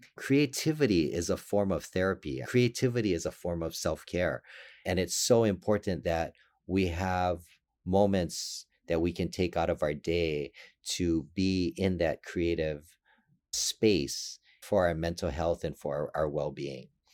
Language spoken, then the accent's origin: English; Hawaii, United States; I was born and raised in Hawaii